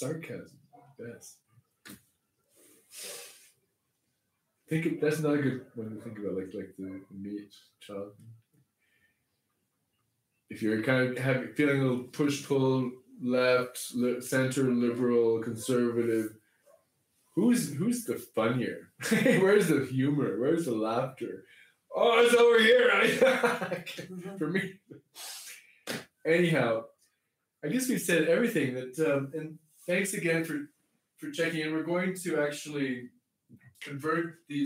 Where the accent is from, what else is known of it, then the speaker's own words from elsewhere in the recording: Canada; I grew up in Canada